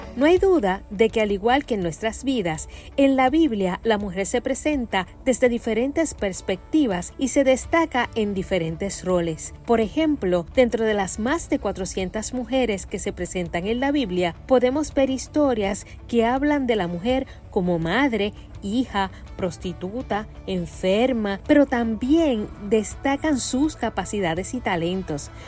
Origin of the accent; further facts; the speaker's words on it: Carolina, Puerto Rico; soy de la Tierra de Gigantes, Carolina, en Puerto Rico